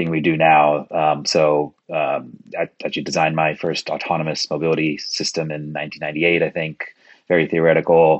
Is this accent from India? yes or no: yes; Kolkata, West Bengal, India; now in New York, United States; I was born in Kolkata, India. So we used to call Calcutta, India when I was there.